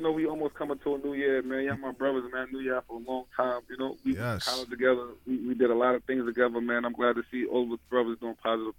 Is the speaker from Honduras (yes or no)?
yes; Honduras; You know I'm from Honduras.